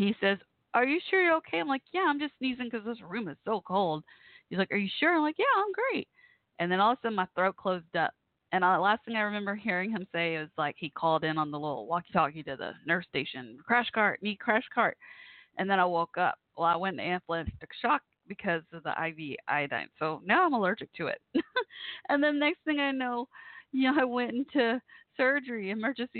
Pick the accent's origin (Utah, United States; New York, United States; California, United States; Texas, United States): Texas, United States; Waco; also born or lived in Carrollton, Texas; We lived in, we first lived in Waco. I grew up mostly in Waco when I was younger